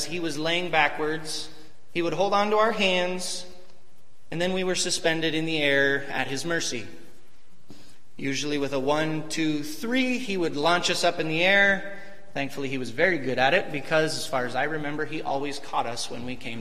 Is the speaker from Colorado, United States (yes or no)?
no; Northwest Washington, United States; when I was growing up in Northwest Washington, I lived on a dairy farm